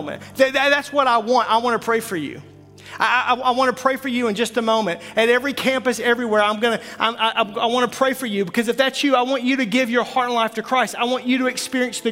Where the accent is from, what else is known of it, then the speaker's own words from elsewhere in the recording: Arkansas, United States; I'm from Arkansas